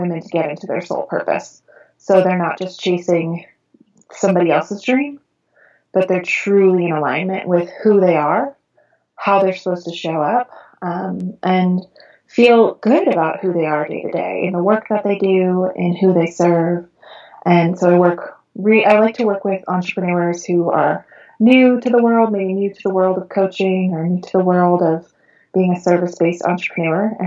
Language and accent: English; Long Island, New York, United States; moved away as an adult; now in California, United States; I was born and raised in Long Island, New York